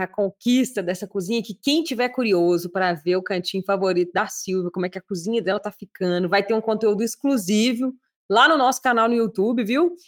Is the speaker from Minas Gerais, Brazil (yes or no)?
yes; Minas Gerais, Brazil; Eu, como uma boa mineira